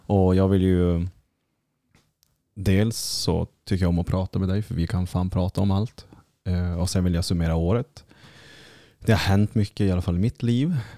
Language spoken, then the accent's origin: Swedish; Kiruna, Norrbotten County, Sweden; moved away; nu när man är hemma i Kiruna